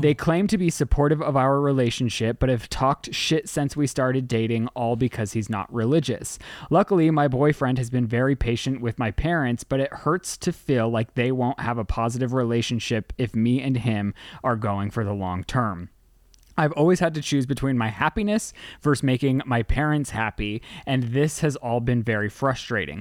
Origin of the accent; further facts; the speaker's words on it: Utah, United States; I was born in Utah.